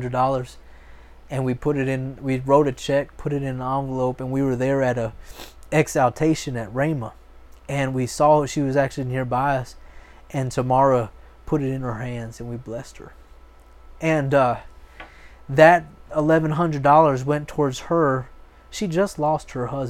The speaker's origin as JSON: {"language": "English", "region": "Florida", "country": "United States", "also_born_or_lived": "Oklahoma", "moved": "yes", "said": "I'm a Florida boy. I'm from Florida"}